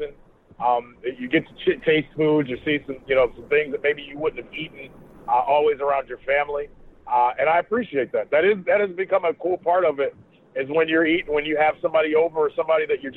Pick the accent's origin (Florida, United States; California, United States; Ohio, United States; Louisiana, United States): Ohio, United States; Northeast; I grew up in Northeast Ohio